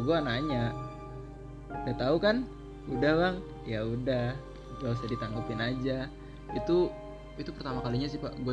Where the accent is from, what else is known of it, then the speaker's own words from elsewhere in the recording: Cilacap, Central Java, Indonesia; itu waktu gua pulang kampung di Cilacap kebetulan kampung gua kan